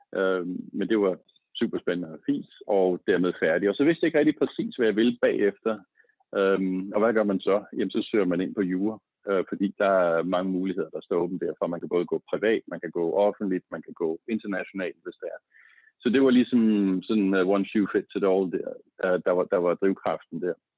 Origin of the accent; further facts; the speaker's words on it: Slagelse, Zealand, Denmark; Jeg er født og opvokset i Slagelse